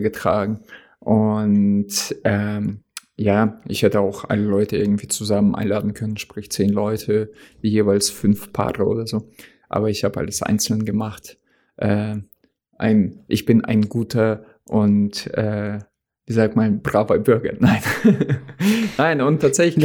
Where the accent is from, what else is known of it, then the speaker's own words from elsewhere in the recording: Oldenburg, Lower Saxony, Germany; moved away as an adult; also born or lived in Russia; now in North Hesse, Germany; da sind wir halt aus Russland hergezogen, aber da habe ich meine ganze äh, Kindheit in Deutschland verbracht, also beziehungsweise Jugend. Und diese Stadt ist sehr schön. Oldenburg